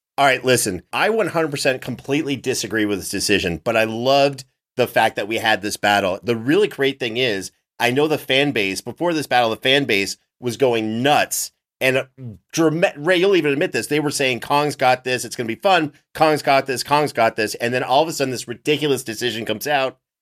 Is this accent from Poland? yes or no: no; Canada; my home country